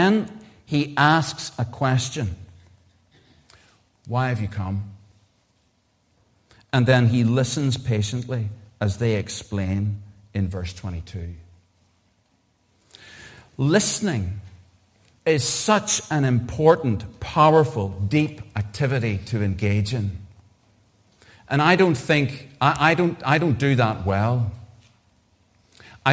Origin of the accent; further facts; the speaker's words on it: Derry, Northern Ireland, United Kingdom; moved away as an adult; also born or lived in Cardiff; I grew up in Derry in the 1970s, 1980s, or Londonderry, or Legendary